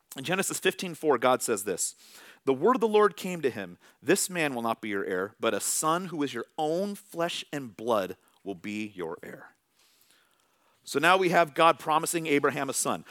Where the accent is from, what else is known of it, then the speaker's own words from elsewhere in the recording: Vallejo, California, United States; now in Tacoma, United States; Vallejo, California, all right? This is where my family, this is where we were raised. This is where we went to school. That is my hometown.